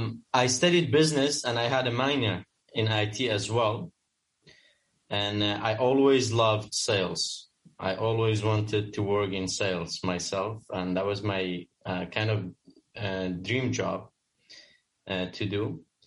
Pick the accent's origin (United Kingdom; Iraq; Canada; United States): Iraq; Kurdistan Region; also born or lived in Amsterdam, Netherlands; now in Dubai, United Arab Emirates; I am originally Kurdish from Kurdistan region of Iraq, but I have recently become a Dutch citizen. So I could say I'm Kurdish from Amsterdam.